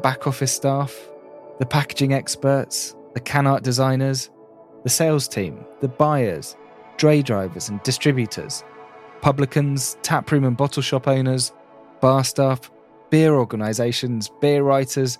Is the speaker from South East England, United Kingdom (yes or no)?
yes; Reading, South East England, United Kingdom; I'm from the Reading area of the UK